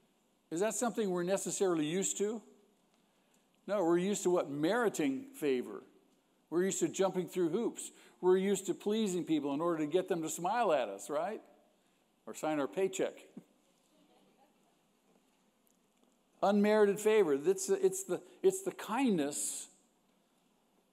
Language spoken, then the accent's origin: English; United States; We are Americans, aren't we? And we're proud of being Americans